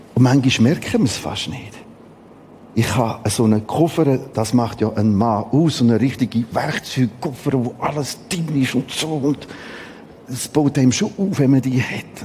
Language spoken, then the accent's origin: German; Switzerland; Wir haben die interessante Mentalität als Schweizer